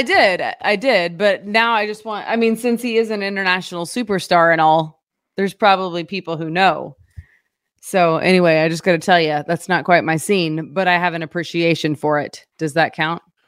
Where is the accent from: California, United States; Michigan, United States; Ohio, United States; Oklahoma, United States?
Oklahoma, United States; now in Springfield, Missouri, United States; I grew up in Oklahoma, so I am used to Whataburgers.